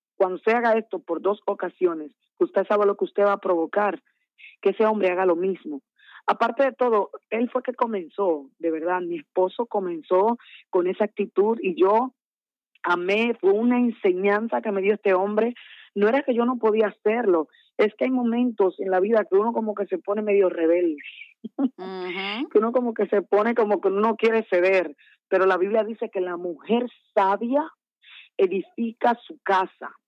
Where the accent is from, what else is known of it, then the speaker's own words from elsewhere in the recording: Santo Domingo, Distrito Nacional, Dominican Republic; also born or lived in San Francisco de Macorís; me crié como me trajeron los pastores aquí en Dominicana, en Santo Domingo